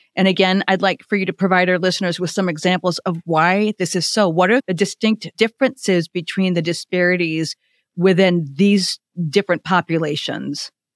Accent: Illinois, United States; I'm from Illinois, and I have two children

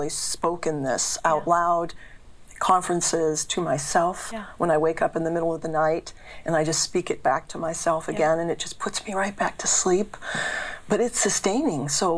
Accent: Boston, Massachusetts, United States; accent: Boston; I grew up in a town in Boston, so I love doing my Boston accent

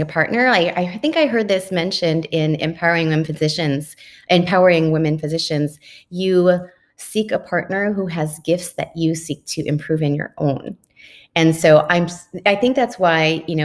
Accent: Oxnard, California, United States; I grew up in Oxnard

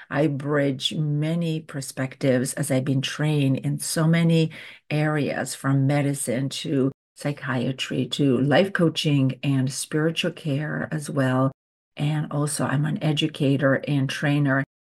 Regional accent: Romania; English is a second language; Growing up in Romania, every summer we would go to visit our grandparents, and they had this beautiful garden.

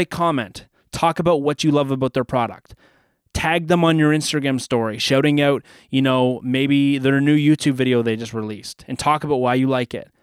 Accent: Canada; I'm from Canada

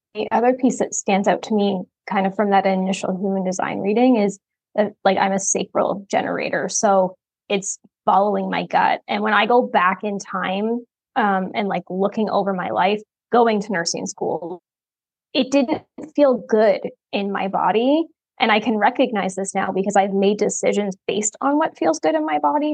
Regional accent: Ontario, Canada; now in Oklahoma, United States; I'm from Ontario, but I'm currently in Oklahoma

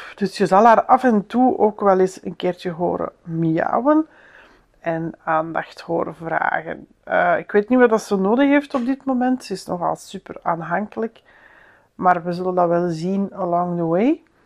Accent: Antwerp, Flanders, Belgium; moved away; om daar ook als Antwerpenaar nu rond te lopen

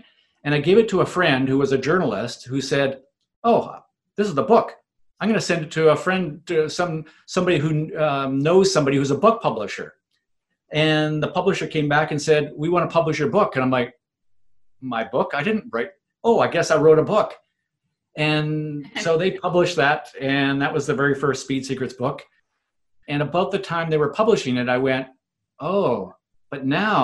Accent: Vancouver, British Columbia, Canada; my hometown in Vancouver in Canada

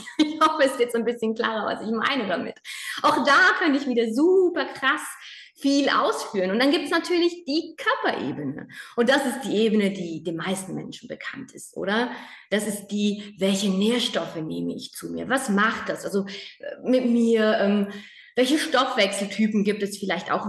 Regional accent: Spain; moved away; ich bin in Spanien aufgewachsen

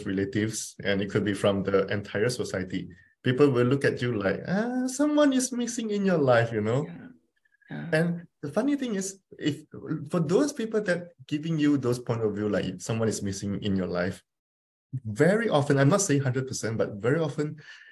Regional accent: Malaysia; I'm from Malaysia

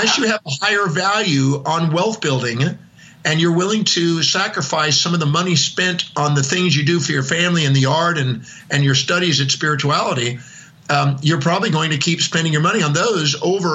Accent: Houston, Texas, United States; moved away; also born or lived in Oahu; I was born in Houston, Texas, 1954, November 25th, 8:08 in the morning

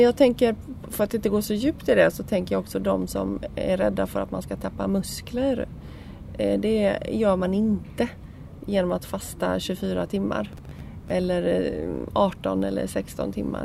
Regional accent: Sweden; vi kommer ju från Sverige

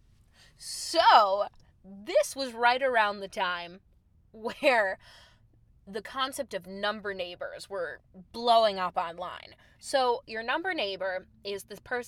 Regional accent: Chicago, Illinois, United States; moved away as an adult; also born or lived in New York; I am … from Chicago

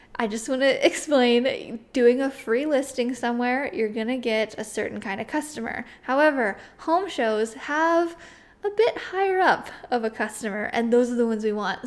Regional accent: Midwest, United States; also born or lived in Missouri; I'm from the Midwest

